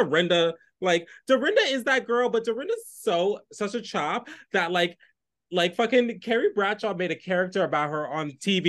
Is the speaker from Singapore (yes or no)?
no; United Kingdom; Shout out to the Brits. Shout out to the Brits. I'm a Brit girl.